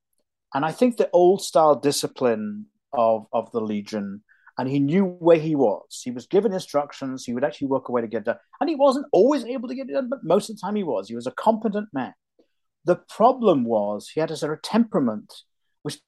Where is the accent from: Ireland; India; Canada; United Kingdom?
United Kingdom; now in United States; even though I'm an American citizen, I'm also deeply British to my soul